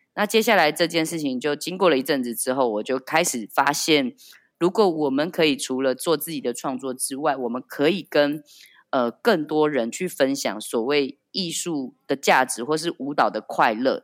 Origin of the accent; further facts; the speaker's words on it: Taiwan; moved away as an adult; now in Paris, France; 我感觉到身为一个台湾人或是身为一个台湾艺术家在这里的处境